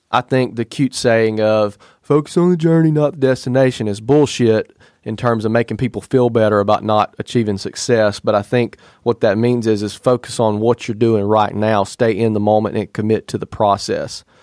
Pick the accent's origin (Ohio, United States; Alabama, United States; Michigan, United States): Alabama, United States; we are both from Alabama